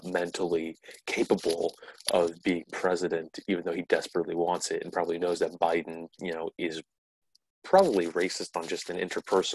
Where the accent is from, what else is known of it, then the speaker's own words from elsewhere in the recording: New Jersey, United States; I'm from New Jersey, Cory Booker's always on my mind because he's my state's senator.